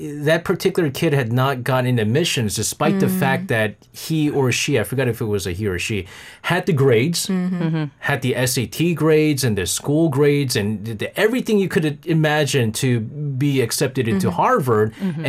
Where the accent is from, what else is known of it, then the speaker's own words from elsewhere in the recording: India; When I got into Stanford University, it was very hard for me to get scholarship being Indian.